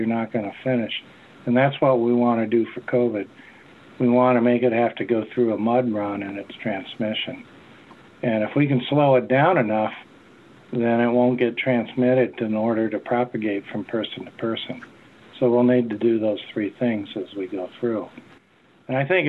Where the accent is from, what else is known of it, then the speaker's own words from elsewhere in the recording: Wisconsin, United States; now in North Carolina, United States; growing up in Wisconsin